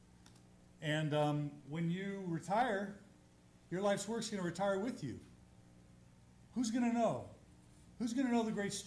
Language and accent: English; Texas, United States; I'm from Texas